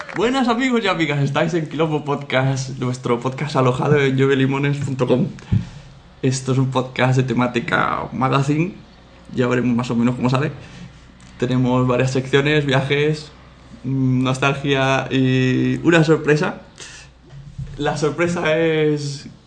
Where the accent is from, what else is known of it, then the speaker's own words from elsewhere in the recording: Catalonia, Spain; Yo también soy catalán.